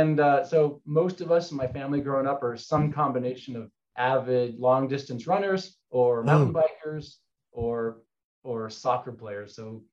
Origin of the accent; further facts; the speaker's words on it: La Cañada Flintridge, California, United States; now in Provo, United States; So I grew up in La Cañada, Flintridge, which is a small town about 15 minutes north of downtown Los Angeles in Southern California.